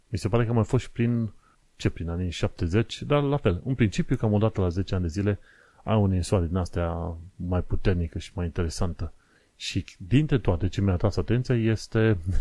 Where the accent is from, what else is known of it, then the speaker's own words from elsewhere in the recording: Romania; now in London, United Kingdom; noi venim din România